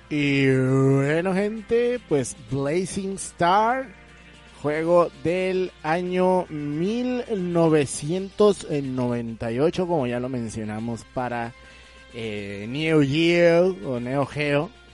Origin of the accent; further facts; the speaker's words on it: Mexico; siendo mexicano